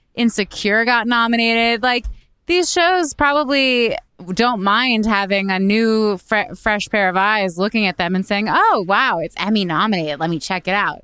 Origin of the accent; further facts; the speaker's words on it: Canada; now in United States; as a Canadian